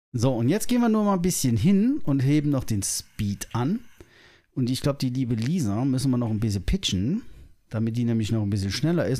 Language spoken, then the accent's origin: German; Germany; wir uns als äh, Deutsche